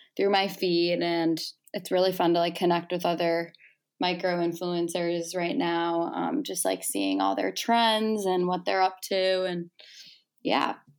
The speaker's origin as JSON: {"language": "English", "town": "Chicago", "region": "Illinois", "country": "United States", "said": "I'm from Chicago"}